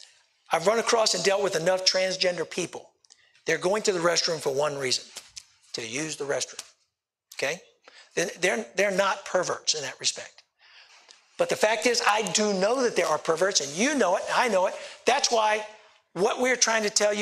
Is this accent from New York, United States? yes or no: no; Richmond, Virginia, United States; I'm from the Richmond area